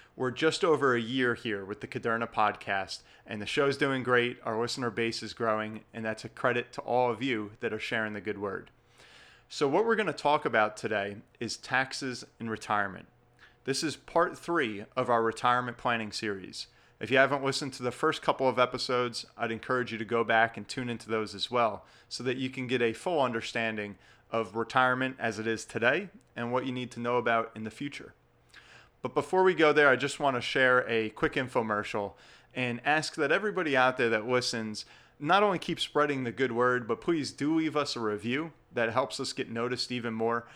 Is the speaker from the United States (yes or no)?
yes; New Jersey, United States; in my home state here of New Jersey